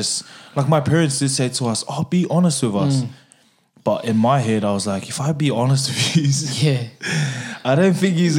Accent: Australia; I was brought up Samoan. I was brought up in the Samoan culture. My parents are first generation Samoan, so they were born in Samoa, and I'm second generation born in Australia.

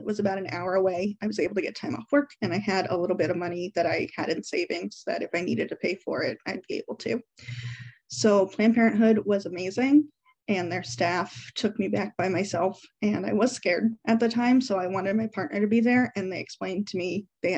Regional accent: Davenport, Iowa, United States; I'm from the Iowa side of the Quad Cities, Davenport specifically

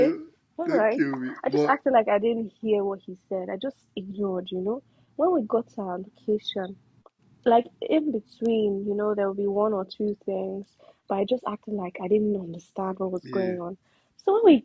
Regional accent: Delta, Nigeria; English is a second language; also born or lived in Germany / Warri; I'm a Delta, I'm from Delta State

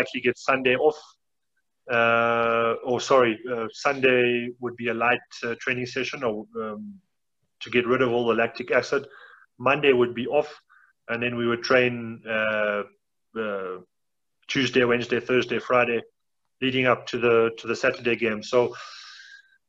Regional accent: South Africa; also born or lived in Russia; I was always back home for the festive season

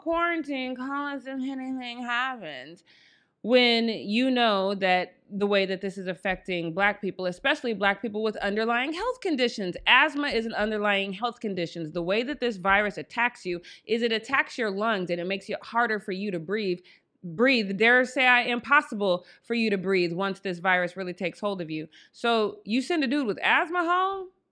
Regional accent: Denver, Colorado, United States; I am from Denver, Colorado

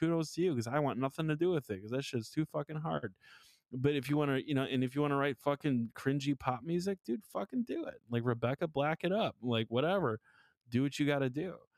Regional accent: Milwaukee, Wisconsin, United States; I grew up in houses in Milwaukee. They all have them.

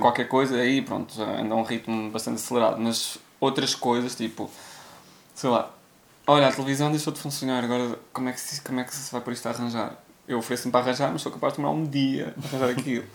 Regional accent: Viseu, Portugal; also born or lived in Coimbra, Portugal; now in Lisbon, Portugal; venho diretamente de Viseu

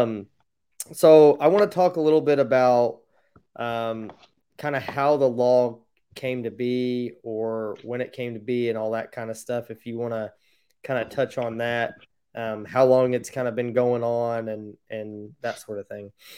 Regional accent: Indiana, United States; I'm from Indiana, so I've never been out that way

